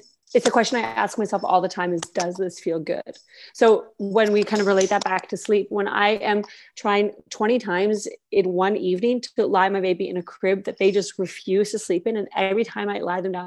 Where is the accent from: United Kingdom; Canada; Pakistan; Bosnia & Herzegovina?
Canada; moved away as an adult; now in Austria; I'm Canadian. I was born and raised in Canada